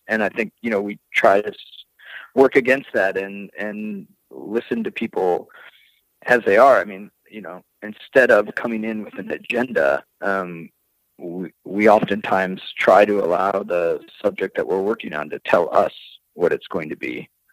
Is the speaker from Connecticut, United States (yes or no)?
no; Rockford, Illinois, United States; my hometown of Rockford